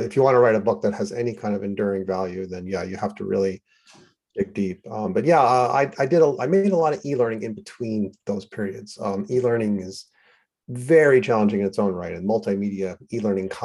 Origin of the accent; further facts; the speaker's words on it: New York City, New York, United States; I grew up in New York City, which was a true melting pot